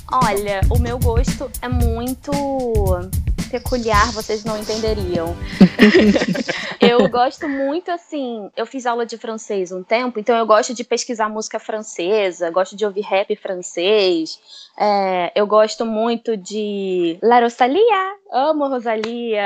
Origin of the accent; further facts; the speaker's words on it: Brazil; moved away as an adult; now in Boston, United States; os meus pais são brasileiros. Foi pro, eu fui pro Brasil muito cedo, vivi a vida toda no Brasil